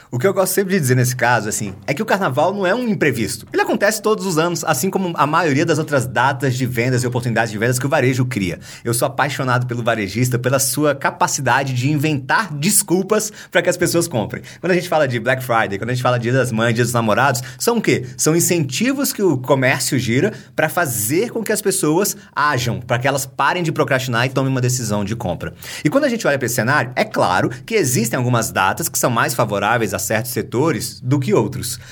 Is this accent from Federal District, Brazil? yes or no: yes; Brasília, Federal District, Brazil; Eu, como bom brasiliense, sou de Brasília